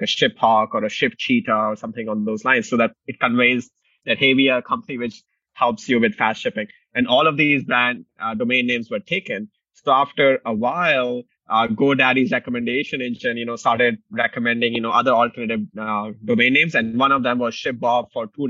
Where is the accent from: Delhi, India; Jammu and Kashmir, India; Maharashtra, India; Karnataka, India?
Delhi, India; moved away as an adult; also born or lived in Indiana, United States; now in Chicago, United States; I grew up in Delhi, India, came to the US in 2007 to pursue engineering